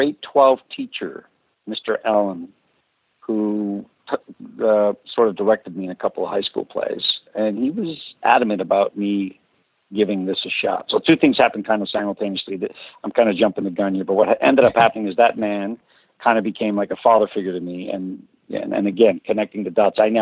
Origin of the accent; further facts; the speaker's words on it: Toronto, Ontario, Canada; English is a second language; also born or lived in Azores, Portugal; I was born in the Azores, and when I got to Toronto, where we immigrated from, I was was in kindergarten in grade. I was 6 years old